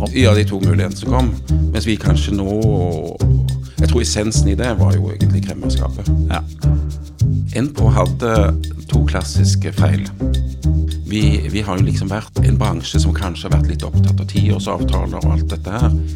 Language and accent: Norwegian; Jæren, Rogaland, Norway; jeg vokste opp på, på Jæren